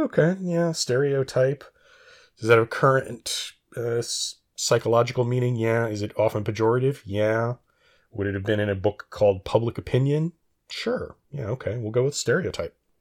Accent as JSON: {"language": "English", "town": "Reno", "region": "Nevada", "country": "United States", "tie": "born or raised there", "said": "I did much of my growing up in Reno, Nevada"}